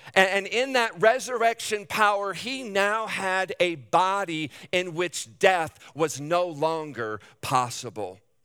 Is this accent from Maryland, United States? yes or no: no; Davenport, Iowa, United States; I was born and raised in Davenport